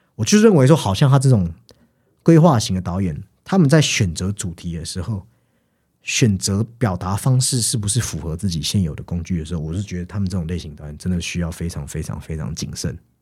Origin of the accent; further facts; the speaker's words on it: Taiwan; 我们台湾人